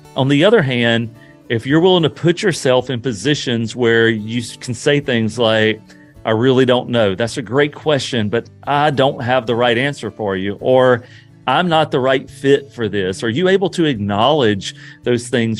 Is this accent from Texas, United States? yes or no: no; Louisiana, United States; moved away; I'm originally from Louisiana, and not far from my hometown